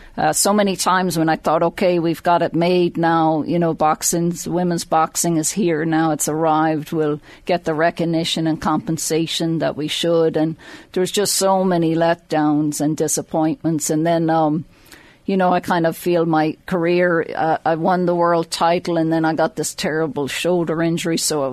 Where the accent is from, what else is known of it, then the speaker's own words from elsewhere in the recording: Drogheda, Leinster, Ireland; So I grew up just outside Drogheda, and my dad moved his dental practice into Drogheda